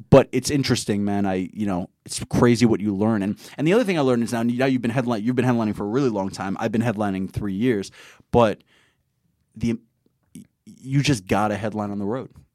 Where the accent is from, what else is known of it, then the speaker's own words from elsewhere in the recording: New York City, New York, United States; I'm from Queens